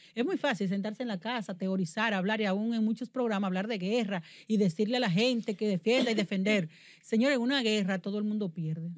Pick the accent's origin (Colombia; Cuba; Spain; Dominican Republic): Dominican Republic; Yo soy muy dominicana